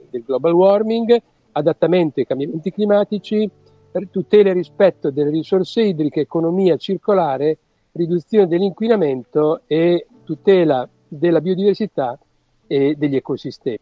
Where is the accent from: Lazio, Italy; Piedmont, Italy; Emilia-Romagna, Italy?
Emilia-Romagna, Italy; Rimini; moved away as an adult; also born or lived in Venice / Treviso / Bologna; io sono romagnolo di Rimini, ma ho studiato a Venezia